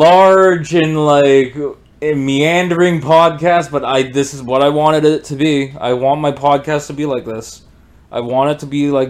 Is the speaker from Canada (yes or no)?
yes; Canada; Growing up in Canada has done this to me.